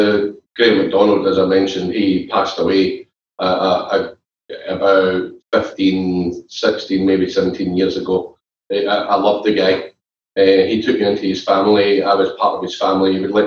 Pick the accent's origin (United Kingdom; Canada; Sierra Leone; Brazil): United Kingdom; Glasgow, Scotland; Growing up in Glasgow, we know it's football.